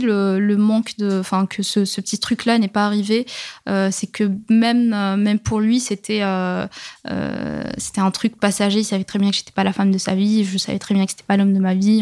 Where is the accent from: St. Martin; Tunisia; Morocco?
Morocco; Rabat, Rabat-Salé-Kénitra; now in France; je suis née, je, j'ai grandi au Maroc, j'ai quand même grandi, euh, dans la, dans la capitale